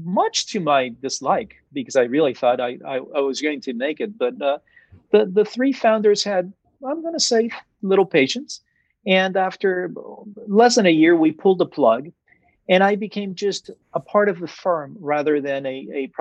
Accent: Venezuela; moved away as an adult; I was born in Venezuela. I was raised in Venezuela until I was about 18 years old, and my family was there

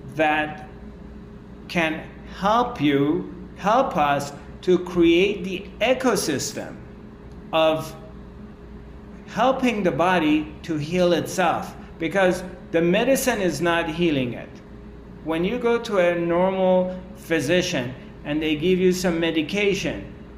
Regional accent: Iran; I come from Persian culture, Iranian culture.

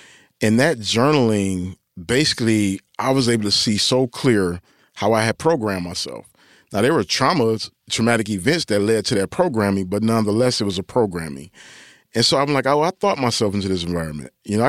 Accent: Detroit, Michigan, United States; I'm from Detroit, but I don't really like Jordan in that way.

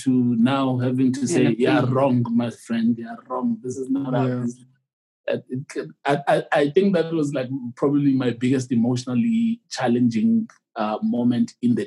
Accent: Soweto, Eastern Cape, South Africa; I was born in Soweto and then I was shipped to the Eastern Cape during the violence in South Africa.

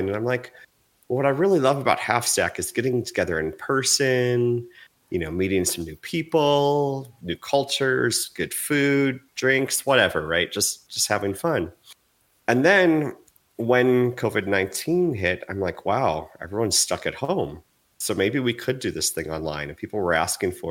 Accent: United States

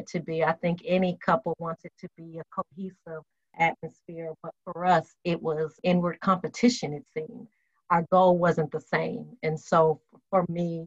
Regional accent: Las Vegas, Nevada, United States; moved away as an adult; now in Charlotte, United States; Born and raised in Vegas, UNLV

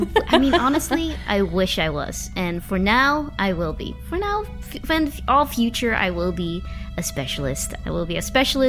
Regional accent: Uppsala, Uppsala County, Sweden; now in New York, United States; I'm Swedish. About me, by the way … I'm born and raised in Uppsala, Sweden, and I live in New York currently.

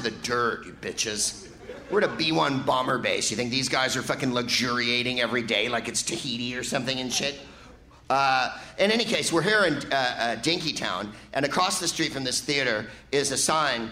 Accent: California, United States; I'm from California

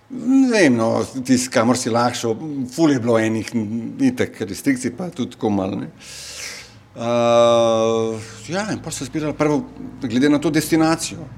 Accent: North Macedonia; now in Slovenia; jaz sem iz Makedonije

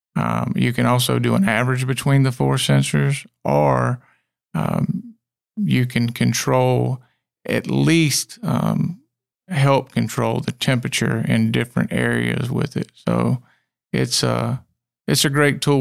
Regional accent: Clemson, South Carolina, United States; also born or lived in Union, South Carolina; we moved to, um, the central Clemson area when I was about five, and it's changed tremendously

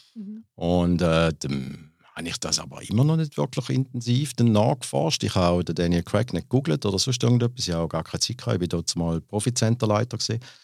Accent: Glarus, Switzerland; Erst dann auf Glarus dann äh, geschäftsmäßig gezogen und da bin ich auch geboren in der Schweiz

